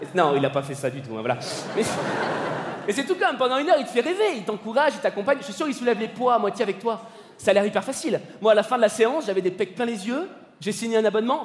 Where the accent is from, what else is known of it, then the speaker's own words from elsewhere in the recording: Paris, Île-de-France, France; je suis parisien